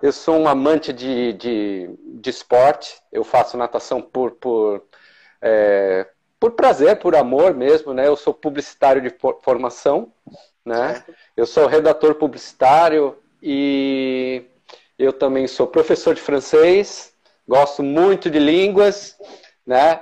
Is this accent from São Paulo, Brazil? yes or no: yes; São Paulo, Brazil; moved away as an adult; now in Blumenau, Brazil; Eu sou natural de São Paulo, né? Eu morei quase minha vida toda lá. E em 2004 me mudei aqui para o sul, né? Para Blumenau